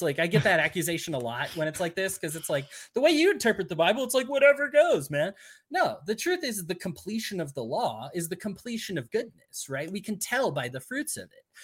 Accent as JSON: {"language": "English", "region": "Utah", "country": "United States", "said": "I'm from Utah"}